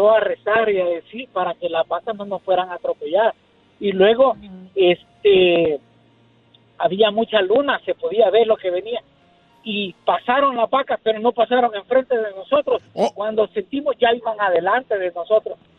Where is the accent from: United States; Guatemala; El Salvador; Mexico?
El Salvador; moved away; Yo soy del Salvador.